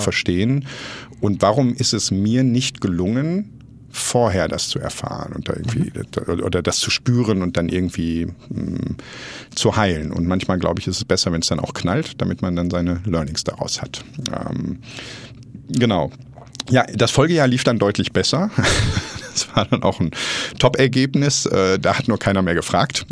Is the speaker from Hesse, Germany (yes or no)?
no; Essen, North Rhine-Westphalia, Germany; aufgewachsen im Ruhrgebiet, komme gebürtig aus Essen